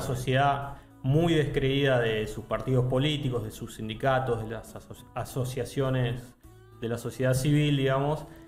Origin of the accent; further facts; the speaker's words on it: Argentina; nosotros como argentinos